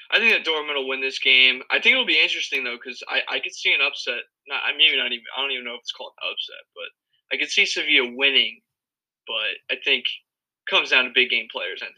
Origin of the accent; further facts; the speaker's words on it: United States; I'm American